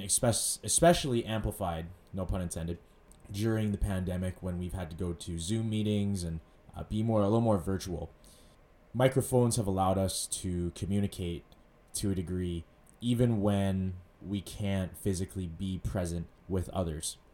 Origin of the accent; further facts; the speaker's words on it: Edmonton, Alberta, Canada; I grew up in West Edmonton, went to school there, you know, elementary, junior high, high school, all in the West End.